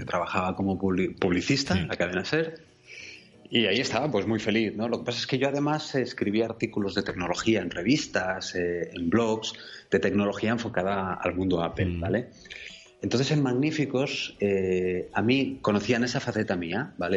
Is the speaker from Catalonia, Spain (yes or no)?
yes; Barcelona, Catalonia, Spain; now in Girona, Spain; Nací en Barcelona